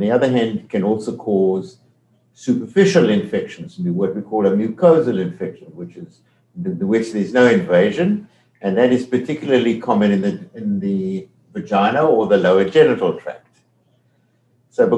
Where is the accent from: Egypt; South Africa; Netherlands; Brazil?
South Africa; accent: South African; moved away as an adult; now in Detroit, United States; My accent is from South Africa. I've never lost that South African accent